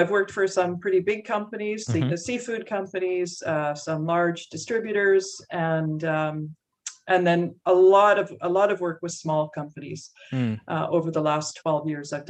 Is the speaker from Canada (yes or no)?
yes; Surrey, British Columbia, Canada; also born or lived in Winnipeg, Manitoba; I am from originally Winnipeg, actually, where many people are from Winnipeg. But my parents moved me to British Columbia when I was two. So I've been more or less grown up.